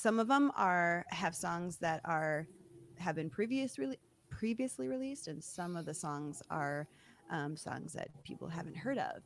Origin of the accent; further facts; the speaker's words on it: Michigan, United States; moved away; I grew up in Michigan